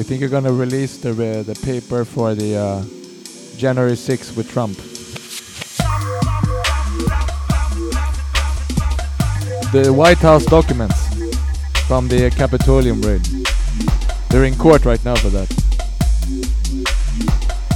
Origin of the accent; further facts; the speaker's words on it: United States; As an American